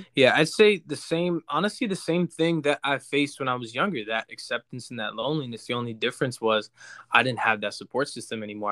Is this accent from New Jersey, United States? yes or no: yes; Jackson, New Jersey, United States; I grew up in Jackson, which is, like, five minutes from, uh, where, where we all grew up in Ho-, in Howell, New Jersey